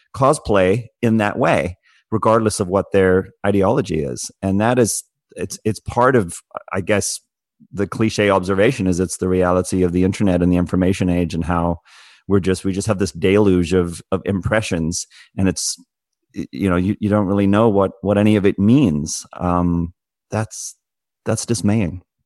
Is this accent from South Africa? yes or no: yes; South Africa; as someone who grew up in South Africa